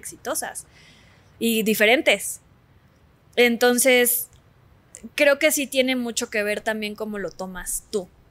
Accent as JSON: {"language": "Spanish", "region": "Mexico City", "country": "Mexico", "tie": "born or raised there", "also_born_or_lived": "Cancún", "said": "yo nací en Cancún. Nos, nos, regresamos a la Ciudad de México porque mi papá es de la Ciudad de México. Bueno, nació en, Acapulco por accidente, pero es chilango. Este, regresamos a la Ciudad de México cuando yo tenía como cuatro"}